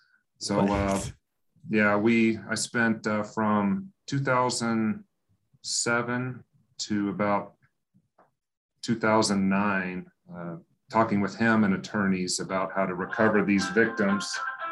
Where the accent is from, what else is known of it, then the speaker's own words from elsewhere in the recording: West Texas, United States; also born or lived in Colorado; I grew up in West Texas, although I was born in Colorado.